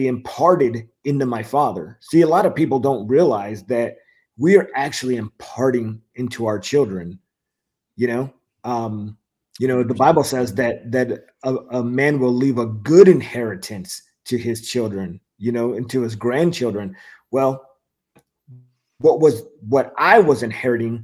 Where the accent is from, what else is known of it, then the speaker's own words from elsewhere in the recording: Whittier, California, United States; moved away as an adult; also born or lived in Fayetteville, North Carolina; the city of Whittier in Los Angeles. Mm-hmm. Grew up there